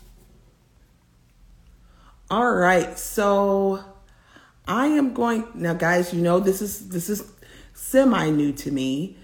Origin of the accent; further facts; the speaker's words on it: Tennessee, United States; I actually grew up in Tennessee, and that's Central time zone